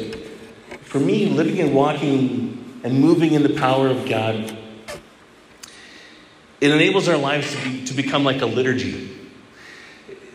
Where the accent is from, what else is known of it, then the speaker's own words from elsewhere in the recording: Edmonton, Alberta, Canada; I grew up in Edmonton, Alberta, and my mom was involved in the renewal there